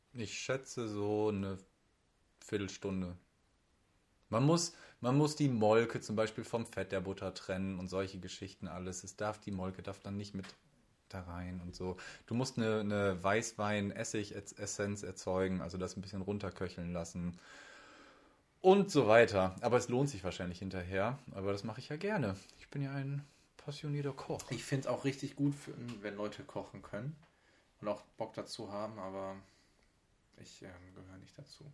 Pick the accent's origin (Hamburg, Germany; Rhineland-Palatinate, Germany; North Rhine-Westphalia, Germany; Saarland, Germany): Hamburg, Germany; accent: Hamburger Dialekt; das ist mein Hamburger Dialekt, so schön vor einer Küste oben, mit Wasser von Kap Hohen getauft